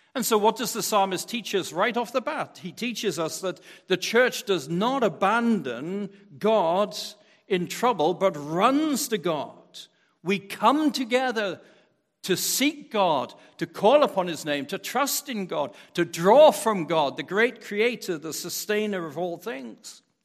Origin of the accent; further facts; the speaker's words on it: Wales, United Kingdom; moved away as an adult; now in United States; growing up in Wales